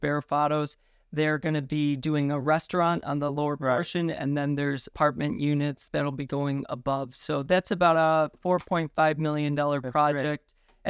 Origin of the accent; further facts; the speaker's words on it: North Tonawanda, New York, United States; I'm fourth generation North Tonawanda.